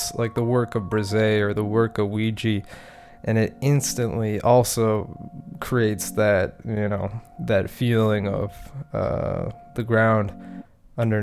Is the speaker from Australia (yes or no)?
no; Canada; also born or lived in Montreal; as a Canadian, as a resident in Canada